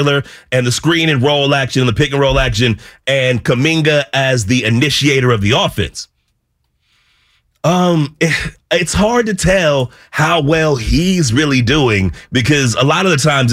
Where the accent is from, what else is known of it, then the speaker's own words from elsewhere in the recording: Vallejo, California, United States; also born or lived in San Francisco; I was born in San Francisco, lived in San Francisco until I was about 8 years old, right? So I got city roots. I mostly grew up in Vallejo